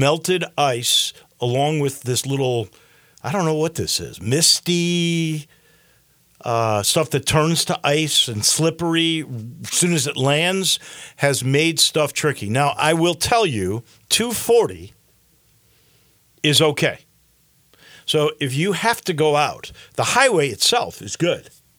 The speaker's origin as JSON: {"language": "English", "town": "Chicago", "region": "Illinois", "country": "United States", "also_born_or_lived": "Steamboat Springs, Colorado", "moved": "yes", "lives_now": "Memphis, United States", "said": "I'm from Chicago. I lived in a ski town in the Rocky Mountains in Steamboat."}